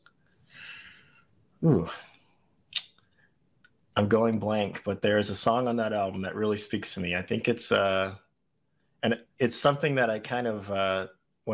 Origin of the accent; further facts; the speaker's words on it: Beaumont, Texas, United States; moved away as an adult; now in Austin, United States; I was born down in Beaumont, Texas, so southeast Texas, down on the Louisiana border.